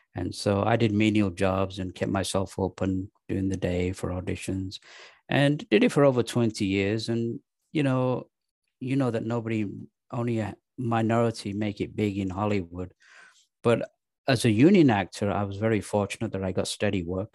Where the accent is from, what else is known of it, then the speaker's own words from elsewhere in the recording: England, United Kingdom; moved away as an adult; also born or lived in Pakistan; now in United States; I was raised in England